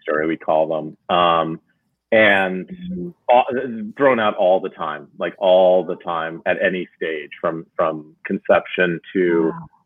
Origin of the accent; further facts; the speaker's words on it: New Jersey, United States; I grew up in New Jersey